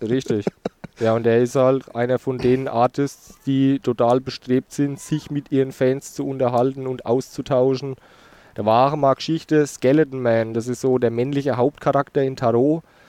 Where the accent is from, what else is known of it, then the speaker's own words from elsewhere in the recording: Rhön, Germany; ich in meiner Kindheit in der Edeka gekauft habe, in Burgadroth in der Rhön.